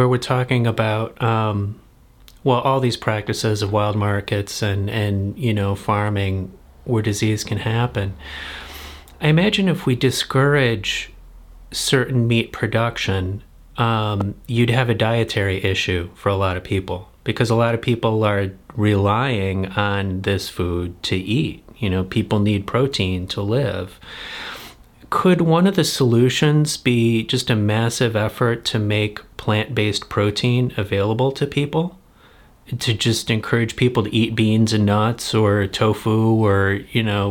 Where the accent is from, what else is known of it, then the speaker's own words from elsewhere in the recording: United States; I'm privileged as an American